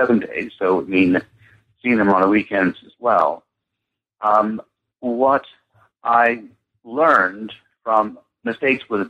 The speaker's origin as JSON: {"language": "English", "country": "United States", "also_born_or_lived": "London", "moved": "as an adult", "said": "being an American"}